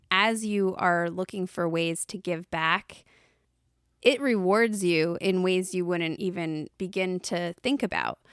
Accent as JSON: {"language": "English", "country": "United States", "said": "I was from the United States"}